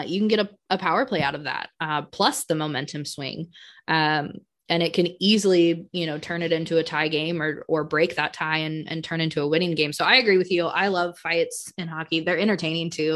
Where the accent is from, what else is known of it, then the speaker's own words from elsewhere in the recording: Colorado, United States; now in Wisconsin, United States; I'm, I'm from Colorado